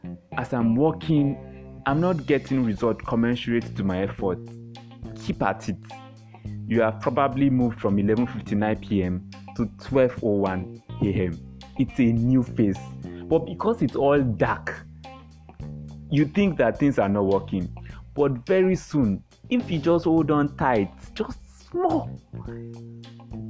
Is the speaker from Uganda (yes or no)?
no; Yorubaland, Nigeria; I come from the Yoruba tribe, Nigeria.